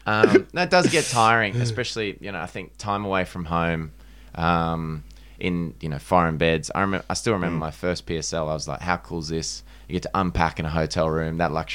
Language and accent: English; Manly, New South Wales, Australia; I'm from Manly, so I'm way off the Shire.